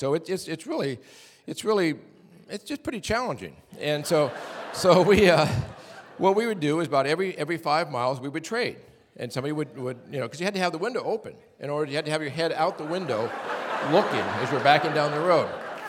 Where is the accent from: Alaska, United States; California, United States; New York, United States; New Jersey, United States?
Alaska, United States; Valdez; also born or lived in Fairbanks, Alaska; I was born in Fairbanks. I lived in Valdez for 30 years.